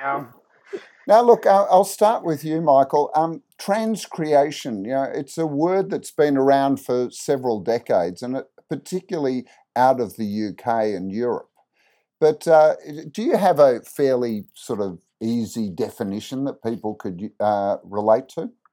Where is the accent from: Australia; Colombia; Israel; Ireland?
Australia; growing up in Australia